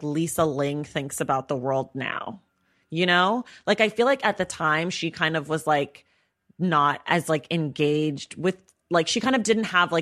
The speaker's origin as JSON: {"language": "English", "region": "California", "country": "United States", "tie": "born or raised there", "said": "I grew up in California"}